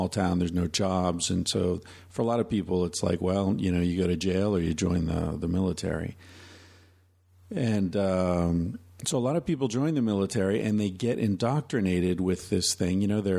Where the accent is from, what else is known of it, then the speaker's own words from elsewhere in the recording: Pennsylvania, United States; now in Vancouver, Canada; Now, I grew up in Pennsylvania, as did my mother.